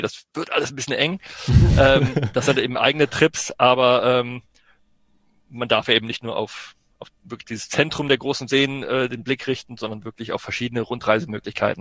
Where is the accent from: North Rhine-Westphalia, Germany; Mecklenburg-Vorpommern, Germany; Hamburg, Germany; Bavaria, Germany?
North Rhine-Westphalia, Germany; Ruhr area; Ich komme ja auch quasi aus der Nähe hier mhm. von äh, aus dem Ruhrpott